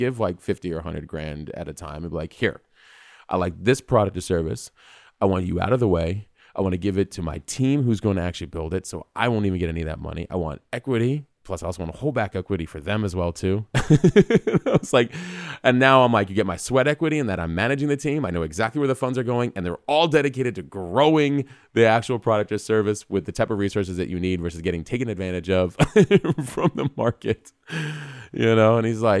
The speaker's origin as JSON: {"language": "English", "region": "New York", "country": "United States", "moved": "yes", "said": "I'm from New York"}